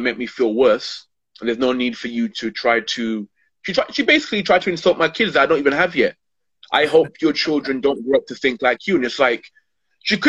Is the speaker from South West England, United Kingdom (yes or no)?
no; London, United Kingdom; I'm born and born and brought up in Hackney